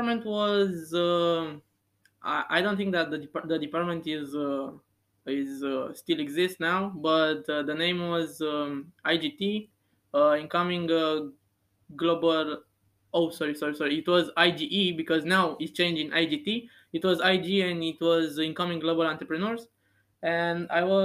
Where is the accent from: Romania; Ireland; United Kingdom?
Romania; Bucharest; moved away as an adult; now in Antwerp, Belgium; I'm from Romania, from Bucharest